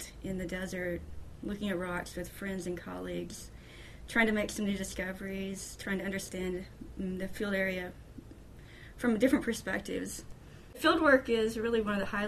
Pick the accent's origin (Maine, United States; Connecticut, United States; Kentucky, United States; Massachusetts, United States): Kentucky, United States; Murray; I grew up in Murray in the western part of Kentucky